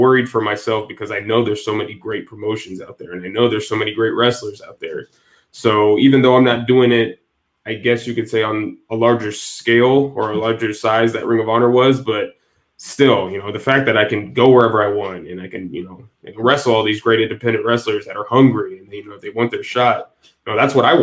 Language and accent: English; Northwest Indiana, United States; I'm from Indiana, Northwest Indiana. So really close to Chicago, my hometown is.